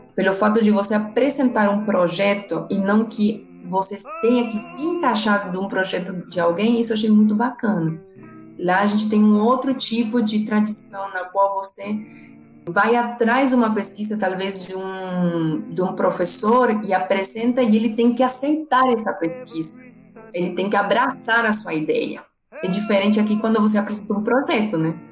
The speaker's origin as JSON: {"language": "Portuguese", "country": "Argentina", "second_language": "Portuguese", "moved": "as an adult", "lives_now": "Brazil", "said": "eu sou argentina, formada eh, na Universidade de Buenos Aires"}